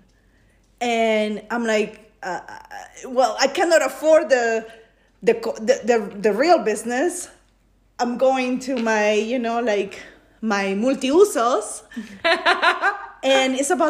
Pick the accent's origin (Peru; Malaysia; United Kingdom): Peru; born or raised there; moved away as an adult; now in United States